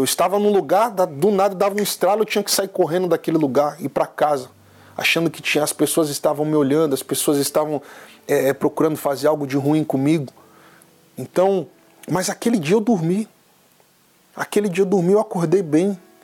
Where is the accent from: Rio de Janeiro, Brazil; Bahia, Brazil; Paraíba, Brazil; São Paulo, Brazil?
São Paulo, Brazil; Eu tenho 29 anos, sou natural de São Paulo